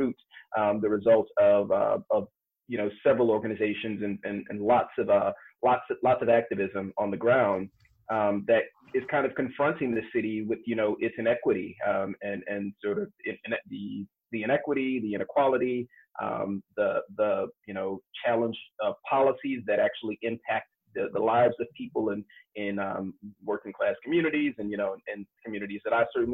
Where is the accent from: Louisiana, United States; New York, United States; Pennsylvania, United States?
Louisiana, United States; Kenner; moved away as an adult; also born or lived in Washington, D.C. / Philadelphia / Charleston; now in Chicago, United States; I grew up in Kenner City, and essentially it's just kind of a small, sleepy southern town in Jefferson Parish